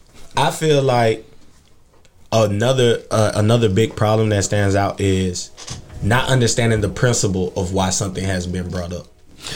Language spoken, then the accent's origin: English; Florida, United States; I'm from Florida.